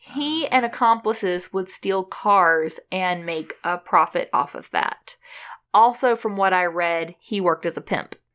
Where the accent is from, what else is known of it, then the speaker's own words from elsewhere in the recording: United States; I'm American